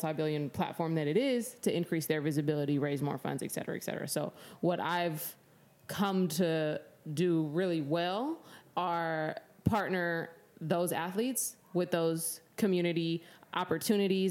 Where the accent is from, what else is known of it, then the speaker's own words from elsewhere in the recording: San Diego, California, United States; also born or lived in Albany, Oregon / Salem, Oregon; we all moved to San Diego. And then I grew up here, went to high school here, and went to college at UCLA, and then came back and finished at San Diego State. So, San Diego through and through